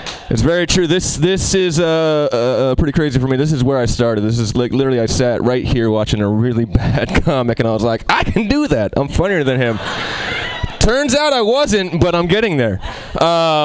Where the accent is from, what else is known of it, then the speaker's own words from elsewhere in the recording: Albany, New York, United States; I'm from Albany, the capital